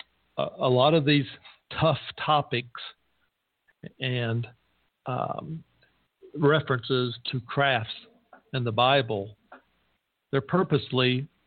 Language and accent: English; the South, United States; I come from the South